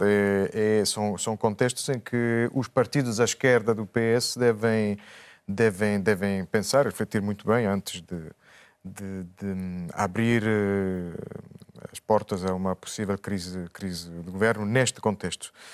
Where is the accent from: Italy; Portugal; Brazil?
Italy; moved away; como italiano